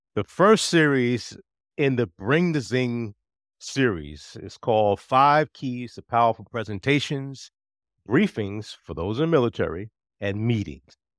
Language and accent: English; New Jersey, United States; moved away as an adult; also born or lived in Fort Meade, Maryland; now in Virginia, United States; when I was growing up in New Jersey, I was not encouraged to be involved with the community